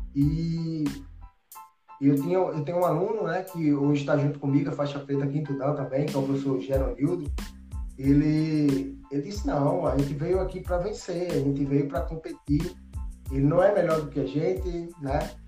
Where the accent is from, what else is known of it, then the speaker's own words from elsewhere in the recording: Pernambuco, Brazil; sou brasileiro, sou nordestino, pernambucano e moro no Alto José do Pinho